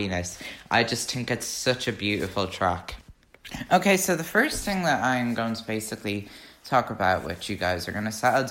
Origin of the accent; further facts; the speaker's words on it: Ireland; I'm an Irish Swiftie